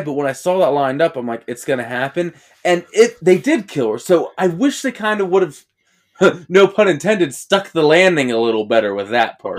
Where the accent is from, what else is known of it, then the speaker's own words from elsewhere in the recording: Johnstown, Pennsylvania, United States; we're from Steve Ditko's hometown